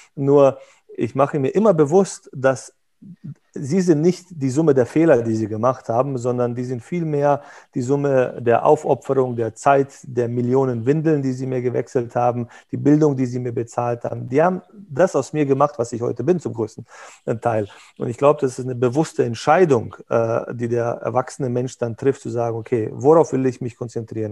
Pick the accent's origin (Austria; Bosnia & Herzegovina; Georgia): Bosnia & Herzegovina; moved away; wir kommen aus Jugoslawien, ex aus Bosnien